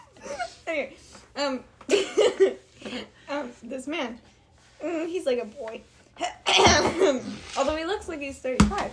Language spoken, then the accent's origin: English; Colorado, United States; I am from Colorado.